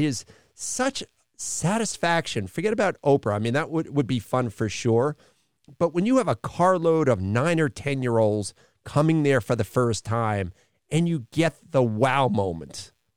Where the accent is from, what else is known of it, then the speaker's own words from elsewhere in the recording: United States; as an American